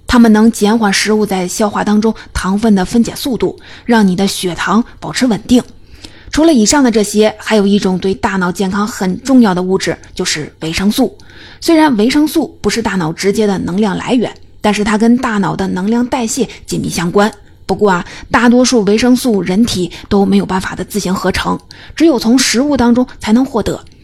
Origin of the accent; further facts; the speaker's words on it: China; 我们中国人